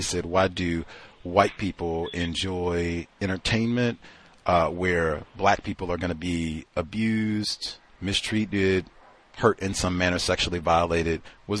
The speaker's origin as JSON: {"language": "English", "town": "Toronto", "region": "Ontario", "country": "Canada", "tie": "born or raised there", "said": "Canada, man. Maple Leafs. I do hockey. What are you talking about? I grew up in Toronto."}